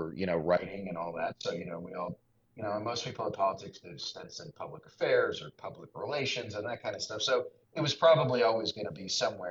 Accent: D.C., District of Columbia, United States; I grew up outside of Washington, D.C.

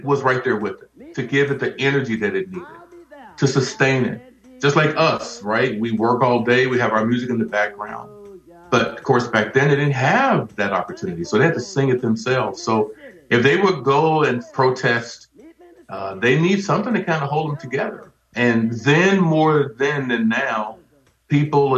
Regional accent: Arkansas, United States; moved away; I'm originally from Arkansas, so I grew up in the church.

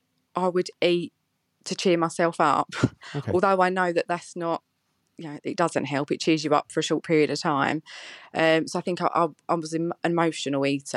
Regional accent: East of England, United Kingdom; I'm 35 from Essex. I'm married with 2 boys and I'm a nurse.

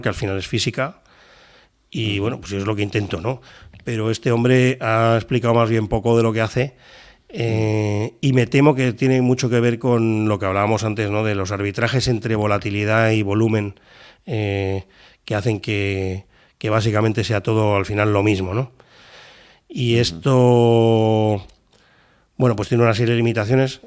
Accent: Spain; te miran como un español

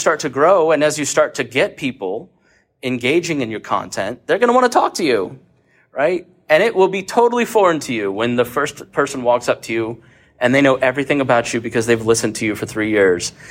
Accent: Plainfield, Indiana, United States; moved to Plainfield, Indiana, where I grew up

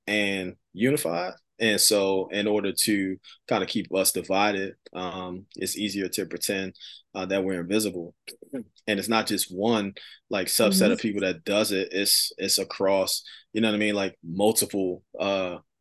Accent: Philadelphia, Pennsylvania, United States; I grew up in Philadelphia, right in the inner city.

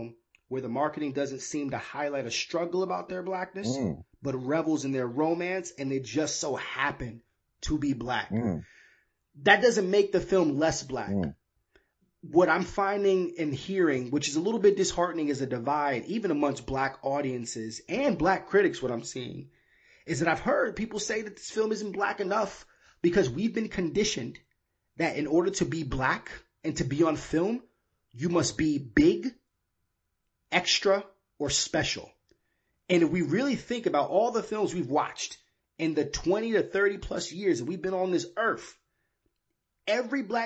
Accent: New York, United States; also born or lived in Miami, Florida; I was born in Miami and I was raised in New York

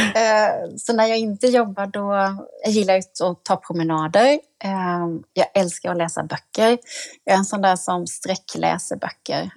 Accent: Jönköping, Jönköping County, Sweden; när jag fick ta plats hemma i Jönköping i kulturnämnden

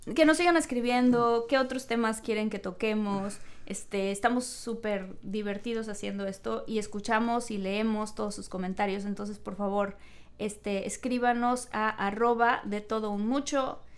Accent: Mexico; Y como mexicana

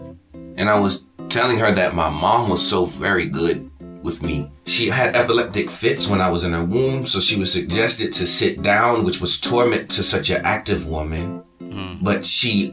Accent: Savannah, Georgia, United States; also born or lived in Phoenix, Arizona; I was born in Phoenix, Arizona, but I was raised in Savannah, Georgia

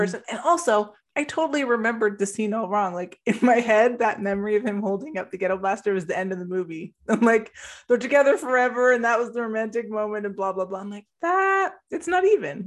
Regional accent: Canada; in Canada

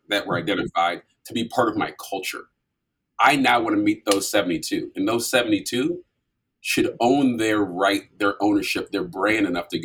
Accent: St. Paul, Minnesota, United States; moved away as an adult; also born or lived in Vermillion, South Dakota; I grew up in St. Paul, Minnesota

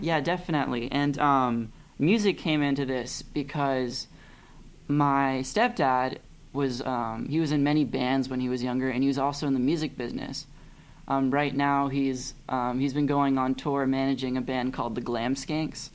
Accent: Pasadena, California, United States; also born or lived in Glendale, California / Claremont, California; I was raised in Pasadena

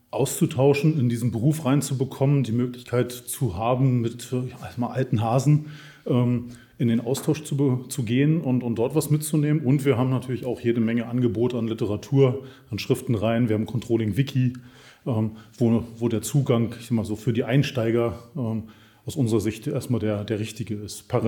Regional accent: Munich, Bavaria, Germany; born there; Wir kennen uns aus München. Insofern freut es mich sehr, in meiner Geburtsstadt hier mit Ihnen zu sein.

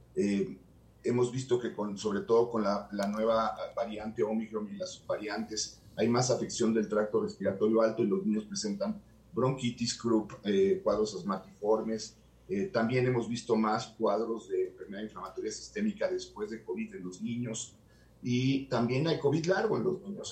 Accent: Mexico; como mexicano

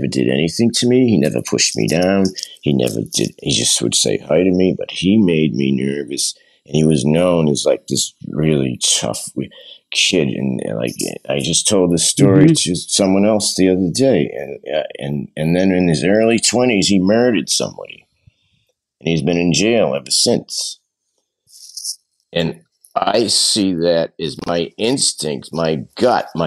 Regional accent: Burlington, Massachusetts, United States; we grew up in Burlington, Massachusetts

